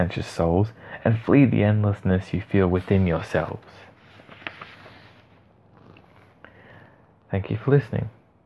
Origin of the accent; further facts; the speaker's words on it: Australia; I am an Aussie